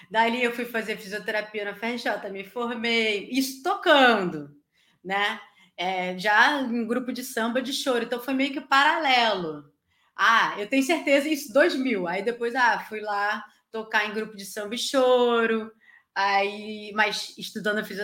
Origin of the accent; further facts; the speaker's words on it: Rio de Janeiro, Brazil; sou da Vila da Penha, uma parte da família de Rocha Miranda. Então, assim, a gente ficava ali, né, cresceu ali.